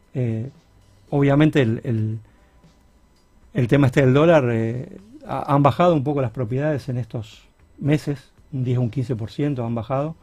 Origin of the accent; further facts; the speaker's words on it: Rosario, Santa Fe, Argentina; somos rosarinos